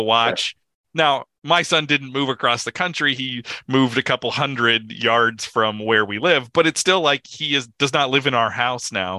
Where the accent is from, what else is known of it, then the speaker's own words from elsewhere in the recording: Midwest, United States; moved away; somebody who comes from the Midwest of the Midwest